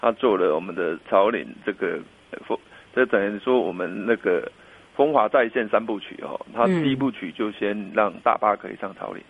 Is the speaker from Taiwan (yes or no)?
yes; Taichung, Taiwan; moved away as an adult; now in Yunlin County, Taiwan; 我我我是台中人，